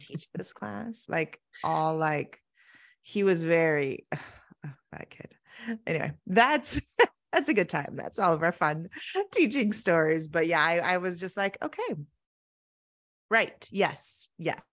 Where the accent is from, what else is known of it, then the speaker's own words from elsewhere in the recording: Oregon, United States; moved away as an adult; also born or lived in Arizona; I grew up in Oregon, very small, rural school